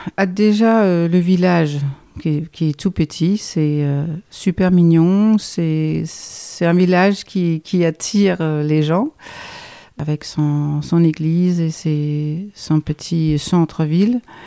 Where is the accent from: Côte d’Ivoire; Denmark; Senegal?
Denmark; Copenhagen, Capital Region of Denmark; French is a second language; moved away as an adult; now in Dordogne, France; je suis danoise, euh, donc euh, je viens du pays du Danemark. Je suis née dans la capitale Copenhague.